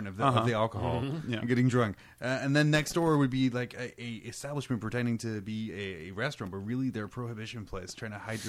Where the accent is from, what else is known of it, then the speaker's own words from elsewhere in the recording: Scotland, United Kingdom; now in United States; I'm British. I'm Scottish.